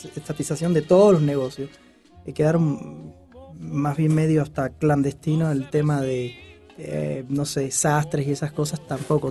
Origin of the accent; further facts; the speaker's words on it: Havana, La Habana, Cuba; now in Mexico; Nací en la, ciudad de La Habana